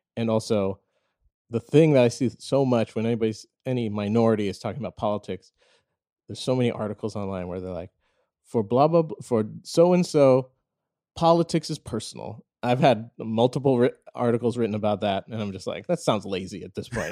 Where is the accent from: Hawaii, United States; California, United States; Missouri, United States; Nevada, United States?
Missouri, United States; St. Louis; I was born and raised in Saint Louis, Missouri